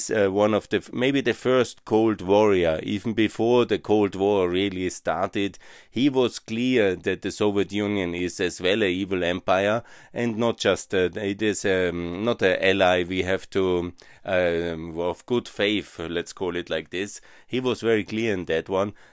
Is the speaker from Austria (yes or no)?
yes; Linz, Upper Austria, Austria; moved away as an adult; That's the capital of Upper Austria. It's also my hometown. I have special interest in this amazing city and I'm uh, lo love it actually. I was spending my youth there until I went to the military in uh, 88